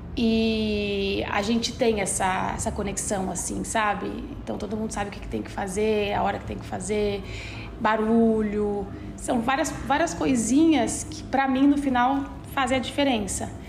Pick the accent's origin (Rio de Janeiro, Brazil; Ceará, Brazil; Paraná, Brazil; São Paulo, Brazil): São Paulo, Brazil; Guaratinguetá; accent: caipira R ("você puxa o R"); also born or lived in Denmark; now in São Paulo, Brazil; a forma com que eu comia em Guaratinguetá. Então eu sou do interior de São Paulo